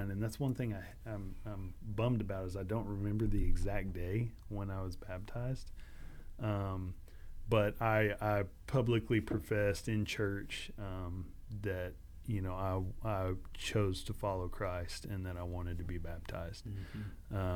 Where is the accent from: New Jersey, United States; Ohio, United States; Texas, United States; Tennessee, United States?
Texas, United States; Katy; as a kid, as a as a teenager growing up in Katy, Texas, and all the junk that goes along with that.